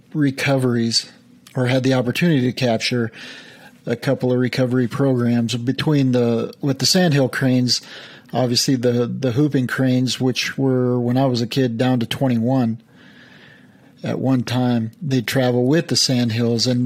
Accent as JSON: {"language": "English", "town": "Thermopolis", "region": "Wyoming", "country": "United States", "tie": "born or raised there", "said": "I grew up in Thermopolis, which is just down the road"}